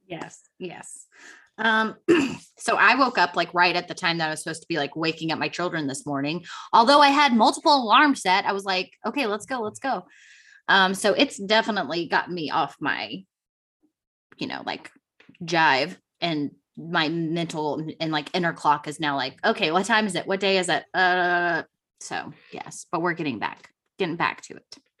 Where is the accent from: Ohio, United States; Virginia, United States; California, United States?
Virginia, United States; moved away; also born or lived in North Carolina; I am from Virginia